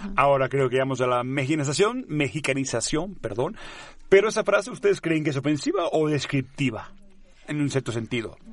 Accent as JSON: {"language": "Spanish", "region": "Catalonia", "country": "Spain", "first_language": "Catalan", "second_language": "Spanish", "moved": "yes", "said": "en mi lengua, ni modo, en catalán"}